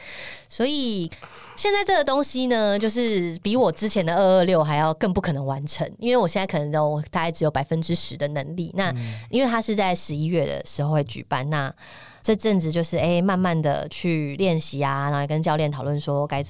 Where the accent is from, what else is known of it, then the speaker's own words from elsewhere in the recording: Tainan, Taiwan; 我在台南长大